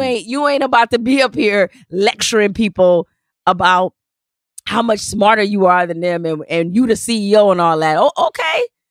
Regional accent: Detroit, Michigan, United States; when I was, uh, growing up in Detroit and, um, we lived on the west side

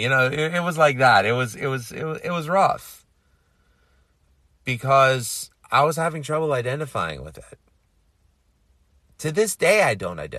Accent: New York City, New York, United States; You know, here I was born and raised in New York City and feeling like I didn't belong anywhere.

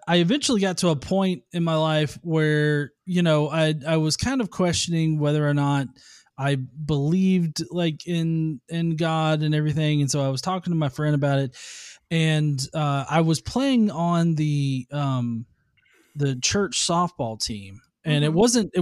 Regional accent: the South, United States; I'm from the South. Okay. Yeah, I've lived here all my life.

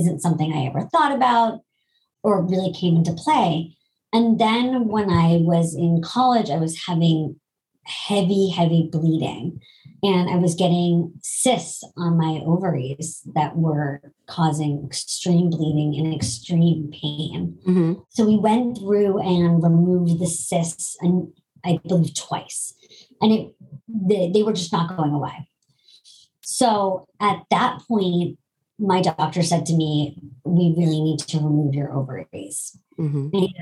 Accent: Boston, Massachusetts, United States; also born or lived in New York; I'm originally from Boston

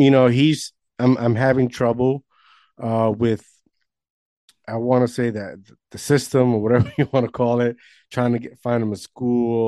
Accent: New Jersey, United States; I'm from New Jersey

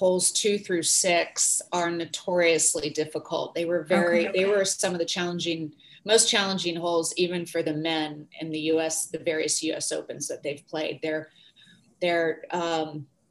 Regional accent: Santa Cruz, California, United States; I grew up in near Santa Cruz, California, which is another coastal town

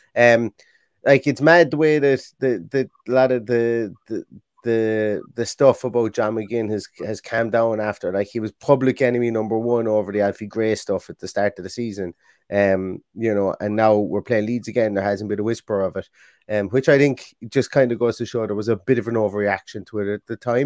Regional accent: Ireland; I'm from Ireland.

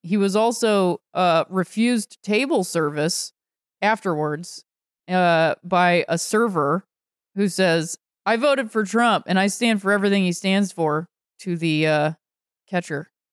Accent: northeastern Ohio, United States; being raised in, uh, northeastern Ohio

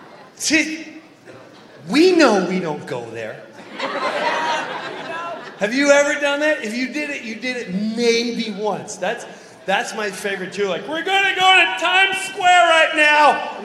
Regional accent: Madison, Wisconsin, United States; I'm from Madison, Wisconsin.

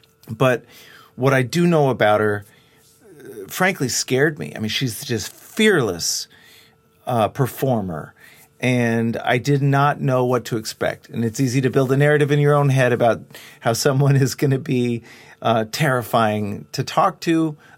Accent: Dallas, Texas, United States; I grew up in Dallas, and I've got people, as they say, from Oklahoma.

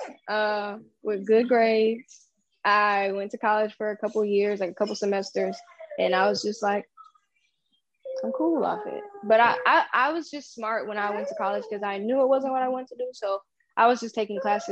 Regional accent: Lancaster, California, United States; I was born in Lancaster, California

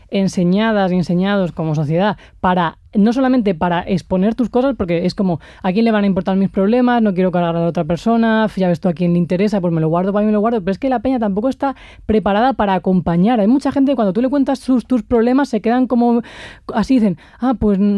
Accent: Alcalá de Henares, Community of Madrid, Spain; yo, soy de Alcalá de Henares.

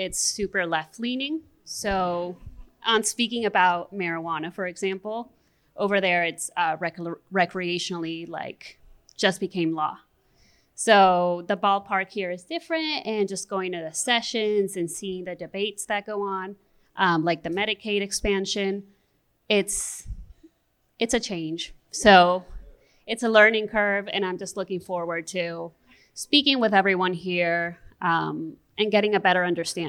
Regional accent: Peru; moved away; also born or lived in Santa Fe, New Mexico; Well, I'm from Peru, actually, the country.

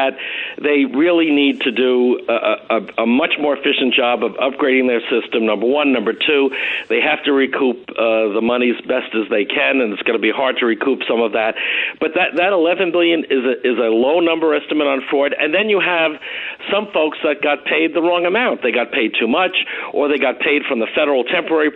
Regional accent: Nassau County, New York, United States; you and I grew up in Nassau together, and I grew up in a good Republican household

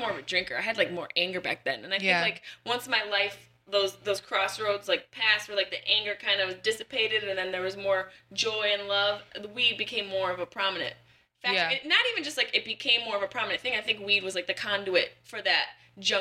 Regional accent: Louisiana, United States; I'm from Louisiana. I'm Cajun. I'm Bayou

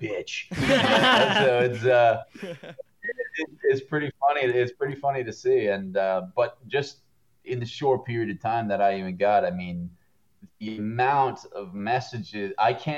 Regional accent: Canada; also born or lived in Vancouver; now in Toronto, Canada; I'm a Canadian

